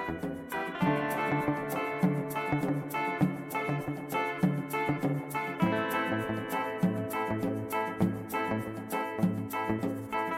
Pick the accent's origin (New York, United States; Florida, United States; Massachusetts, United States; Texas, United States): New York, United States; Saranac Lake; I'm from Saranac Lake, New York, in the Adirondack Mountains